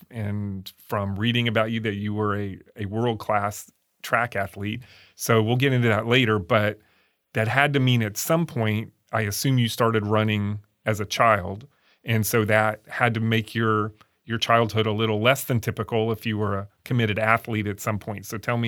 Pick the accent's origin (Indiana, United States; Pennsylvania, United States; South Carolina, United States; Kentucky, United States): Indiana, United States; West Lafayette; born there; I was born in West Lafayette